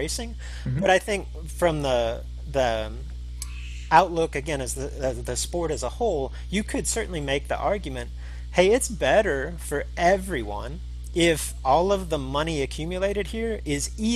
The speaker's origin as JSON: {"language": "English", "region": "Texas", "country": "United States", "tie": "born or raised there", "said": "even where I grew up down in Texas, it was the Texas Shootouts at Kennedale and the Texas Motorplex"}